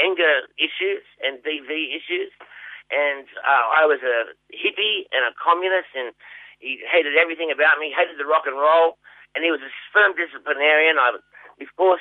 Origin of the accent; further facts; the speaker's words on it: Sydney, New South Wales, Australia; moved away as an adult; also born or lived in Geelong; now in Melbourne, Australia; Primary school was in Wayland Primary School in the western suburbs of Sydney